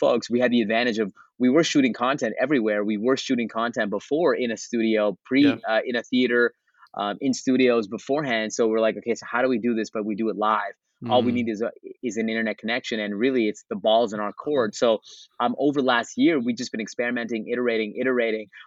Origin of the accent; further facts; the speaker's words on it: Canada; I'm from Canada